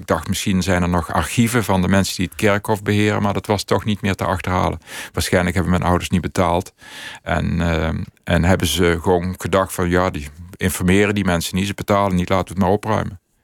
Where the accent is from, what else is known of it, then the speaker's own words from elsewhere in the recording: Netherlands; ik ben opgegroeid in Aalriksel.